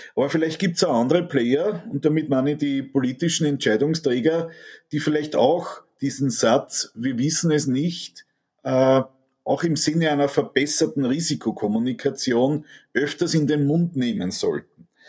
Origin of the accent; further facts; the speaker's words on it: Austria; Mir tut es als Österreicher